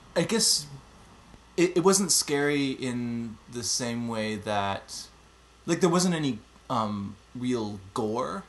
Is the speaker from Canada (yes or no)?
yes; Montreal, Quebec, Canada; now in Zurich, Switzerland; I'm originally from Montreal, but I'm currently living in Switzerland.